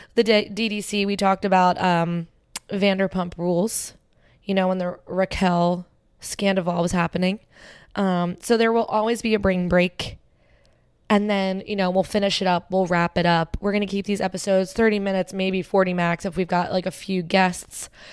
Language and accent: English; Cherry Hill, New Jersey, United States; also born or lived in Philadelphia; I grew up in Cherry Hill